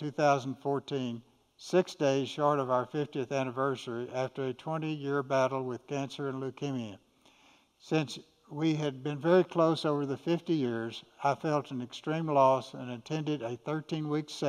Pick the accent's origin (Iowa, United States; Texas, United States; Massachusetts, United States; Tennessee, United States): Texas, United States; Austin; I was born in 1941 in Austin. and grew up attending church